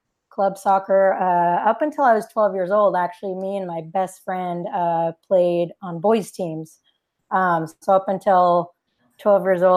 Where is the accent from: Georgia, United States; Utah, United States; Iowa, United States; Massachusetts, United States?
Utah, United States; moved away as an adult; also born or lived in Virginia; now in California, United States; I went and transferred back to my home state of Utah